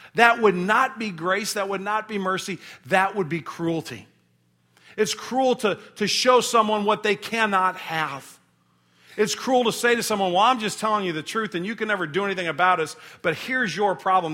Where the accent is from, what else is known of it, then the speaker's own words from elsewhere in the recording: St. Louis, Missouri, United States; we're from Saint Louis